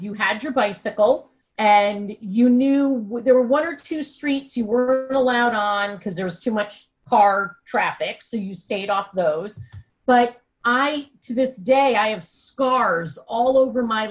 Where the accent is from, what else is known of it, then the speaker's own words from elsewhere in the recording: Katonah, New York, United States; also born or lived in Mount Kisco, New York / Boston; now in Connecticut, United States; I was raised in Westchester in a town called Katona